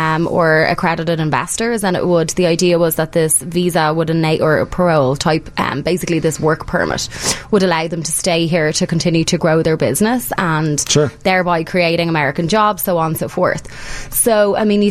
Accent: Ireland; now in United States; as an Irish immigrant

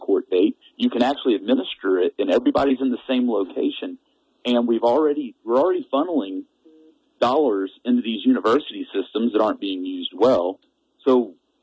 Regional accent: Texas, United States; now in Kalispell, United States; I'm originally from Texas

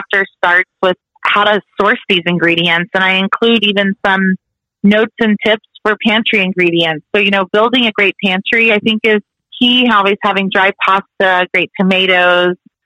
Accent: Texas, United States; also born or lived in Italy; growing up in Texas

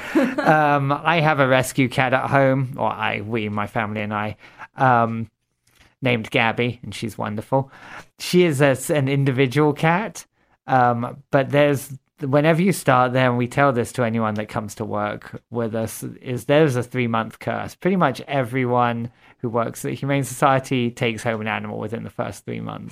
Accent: Watford, East of England, United Kingdom; moved away as an adult; also born or lived in Fargo, North Dakota / Minneapolis / Grand Forks, North Dakota; now in Sioux Falls, United States; I'm originally from Watford, Hertfordshire, England.

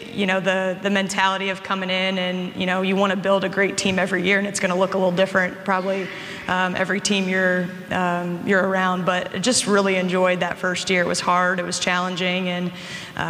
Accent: Midwest, United States; moved away as an adult; now in Milwaukee, United States; I'm from the Midwest

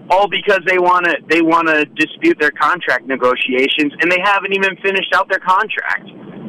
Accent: West Coast, United States; I'm from West Coast.

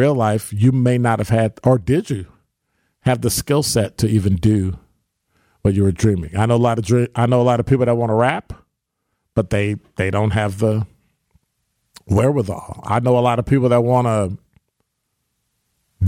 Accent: Chicago, Illinois, United States; moved away as an adult; now in Milwaukee, United States; I was born and raised in Chicago

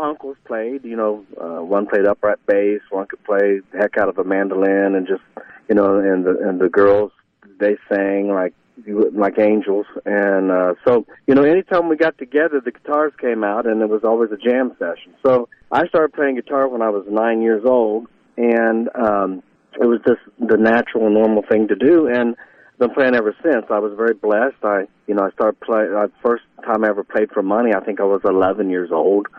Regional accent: Northridge, Ohio, United States; grew up was actually in Northridge. Like I said, it, it was north of Dayton, so it was a smaller community

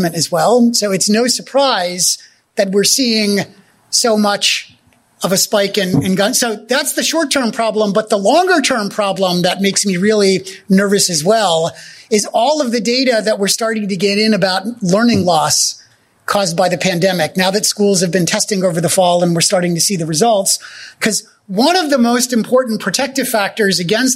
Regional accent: New Jersey, United States; also born or lived in Germany; That was there for us in New Jersey where I grew up.

